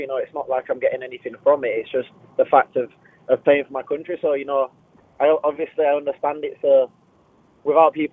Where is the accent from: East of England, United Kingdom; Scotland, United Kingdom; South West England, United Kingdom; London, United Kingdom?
Scotland, United Kingdom; how passionate I am for Scotland and to be Scottish. And you know, if you met anyone in my family, you'd know that I didn't really have any choice about being Scottish.